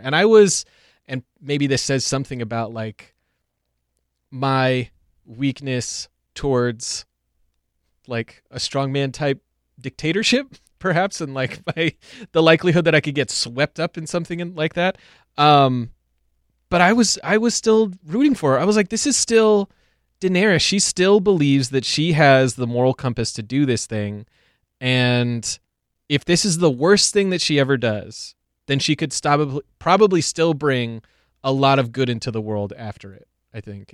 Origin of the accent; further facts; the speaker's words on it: United States; we as American T V watchers and American citizens